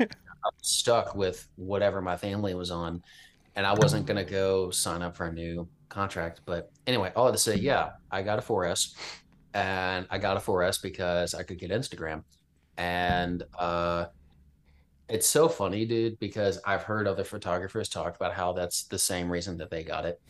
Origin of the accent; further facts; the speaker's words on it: Richmond, Virginia, United States; moved away; also born or lived in Midwest; Virginia, which is where I'm from. I'm from Richmond